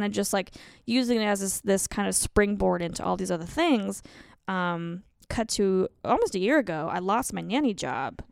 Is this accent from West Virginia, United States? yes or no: no; Colorado, United States; moved away; I'm from Colorado, and I used to be a teacher